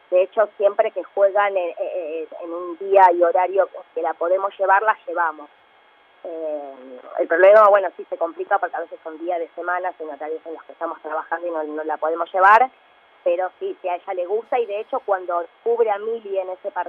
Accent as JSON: {"language": "Spanish", "town": "Lanús", "region": "Buenos Aires Province", "country": "Argentina", "said": "De Lanús."}